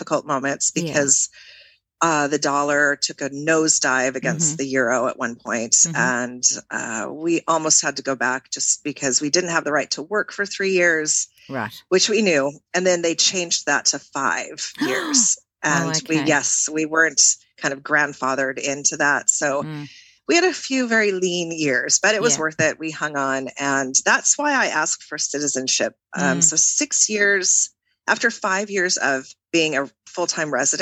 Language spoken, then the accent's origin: English; Washington, United States; accent: American; moved away as an adult; also born or lived in Seattle / San Francisco / New Orleans; now in France; I grew up in Washington State, West Coast. Most people know Seattle, but I grew up about 280 miles east of Seattle on the other side of the state